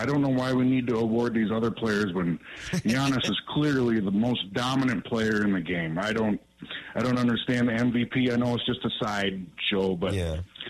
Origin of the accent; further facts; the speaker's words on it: Los Angeles, California, United States; now in Eau Claire, United States; I have lived here since 1993 in Eau Claire, so I've been here for almost 30 years. But I grew up in Los Angeles